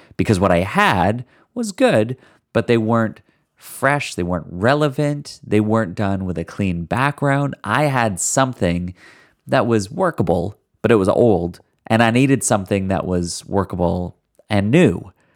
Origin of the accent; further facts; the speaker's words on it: Canada; I'm Canadian